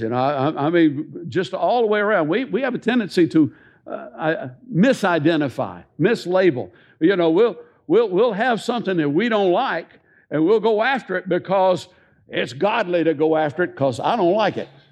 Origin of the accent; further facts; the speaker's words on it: Tennessee, United States; I love being born and raised a Tennessean